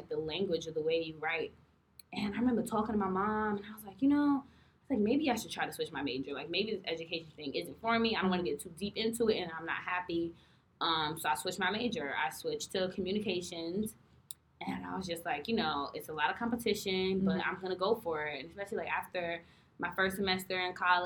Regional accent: New York City, New York, United States; I'm from New York City

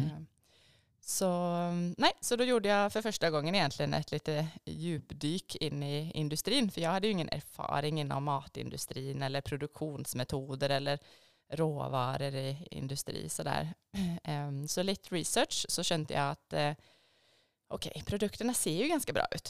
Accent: Borås, Västra Götaland, Sweden; moved away as an adult; also born or lived in Stockholm, Sweden; now in Lierskogen, Norway; Borås i Sverige

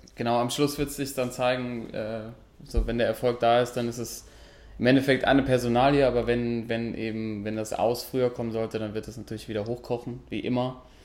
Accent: Germany; wir sind Deutsche

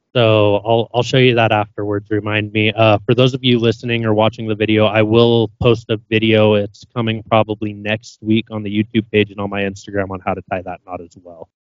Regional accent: Idaho, United States; now in Utah, United States; I grew up in Idaho. I live in Utah now

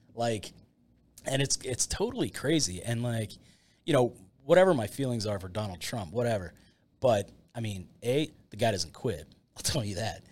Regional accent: Latrobe, Pennsylvania, United States; I grew up in Latrobe

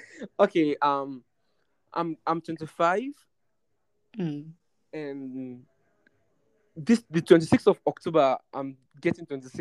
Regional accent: Sierra Leone; moved away as an adult; now in Uganda; I'm not a Nigerian, I'm a Sierra Leonean.

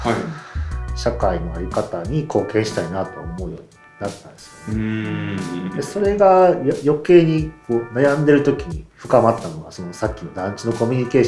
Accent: Nara, Japan; now in Kobe, Japan; 私もあのそれこそ奈良の農村の出身な

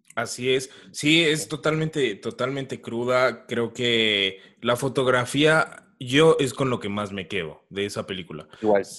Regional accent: Mexico; nosotros como mexicanos

